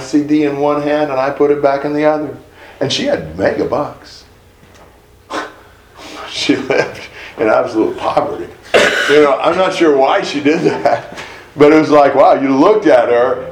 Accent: United States; I'm an American.

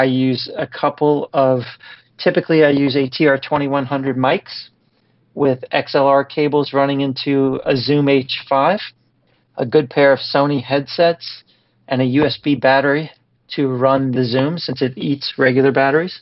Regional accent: New Orleans, Louisiana, United States; moved away as an adult; I was born and raised here in New Orleans, and then I was away for 15 years, and I came back

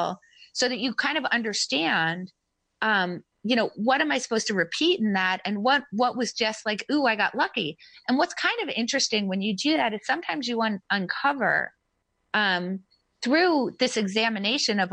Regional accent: United States; I was born in America

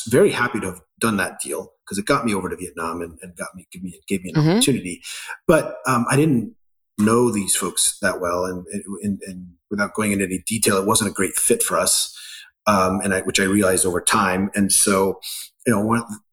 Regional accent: Ecuador; moved away; also born or lived in Scotland; Although I was born in Scotland, I grew up in Ecuador in part to a Scottish father, Ecuadorian mother

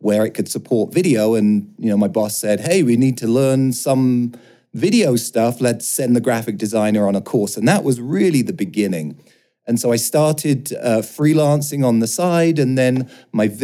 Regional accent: London, United Kingdom; moved away; I grew up in London. As you might be able to hear, I sound a little bit different

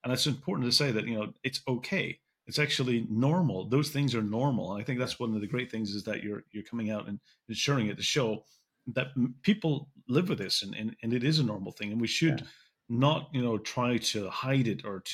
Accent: Belfast, Northern Ireland, United Kingdom; I grew up in Belfast, and Belfast was a place where you never shared anything

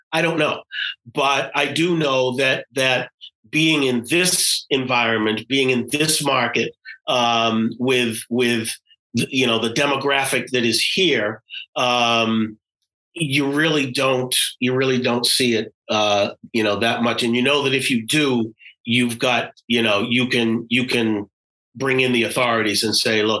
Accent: Boston, Massachusetts, United States; those days you would travel to another part of the country and you'd say, I'm from Boston. You're from Boston? How can you?

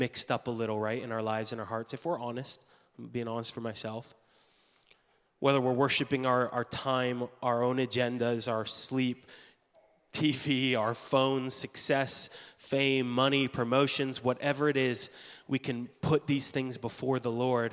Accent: Canada; moved away as an adult; now in United States; being Canadian

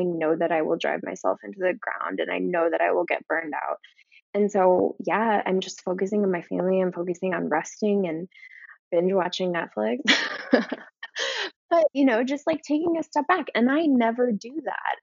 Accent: Minnesota, United States; now in Chicago, United States; I'm originally from Minnesota

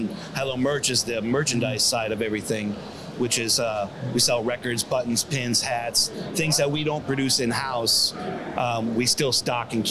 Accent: Michigan, United States; moved away; I'm originally from Michigan

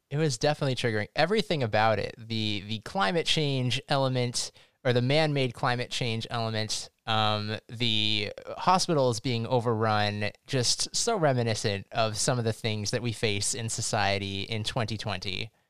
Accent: United States; As an American

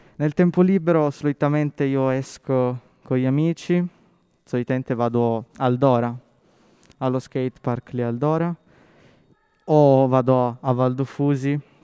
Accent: Settimo Torinese, Piedmont, Italy; io sono cresciuto a Settimo Torinese

